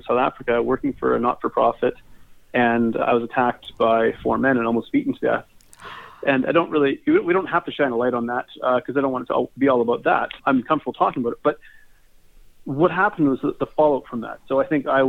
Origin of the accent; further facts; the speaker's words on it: Red Deer, Alberta, Canada; I'm from Red Deer, Alberta, Canada